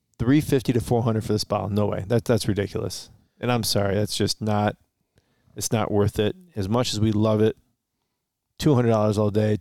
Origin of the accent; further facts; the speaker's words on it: Romeo, Michigan, United States; We are from Metro Detroit, just on the outside in Romeo.